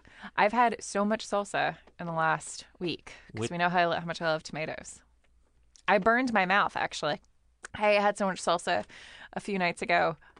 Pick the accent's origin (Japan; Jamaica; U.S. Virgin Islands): Japan; born there; Oh, because I was born in Japan.